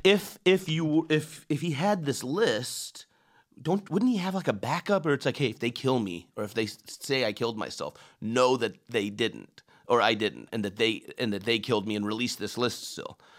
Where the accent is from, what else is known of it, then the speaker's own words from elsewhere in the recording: Iran; now in United States; I'm an immigrant and I come from Iran